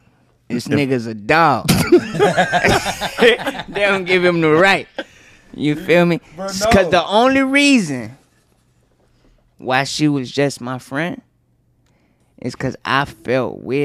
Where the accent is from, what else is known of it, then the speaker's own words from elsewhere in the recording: the South, United States; also born or lived in Dallas; I'm from the South.